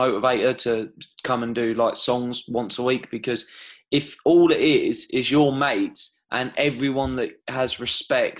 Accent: Bedfordshire, East of England, United Kingdom; I grew up in Bedfordshire

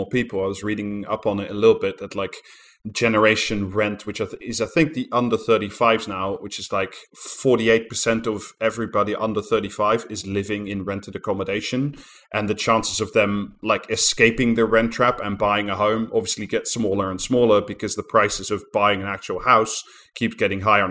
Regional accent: Netherlands; moved away; my home country in Amsterdam

